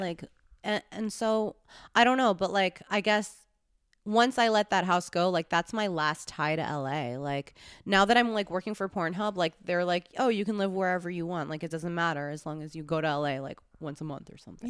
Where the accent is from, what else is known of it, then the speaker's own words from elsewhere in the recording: New York City, New York, United States; also born or lived in Los Angeles; I grew up in New York